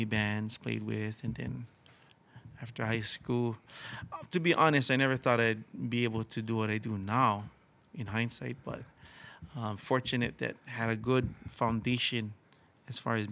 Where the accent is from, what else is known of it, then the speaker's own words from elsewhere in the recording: Hawaii, United States; as far as Hawaiian people, music is an integral part of our culture